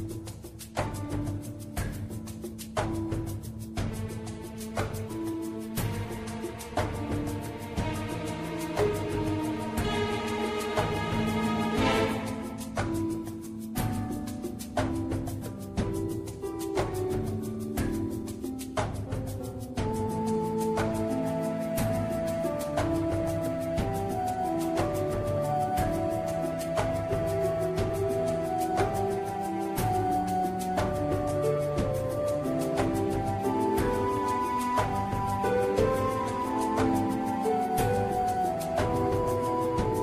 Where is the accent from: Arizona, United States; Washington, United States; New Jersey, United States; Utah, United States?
Utah, United States; I'm from Utah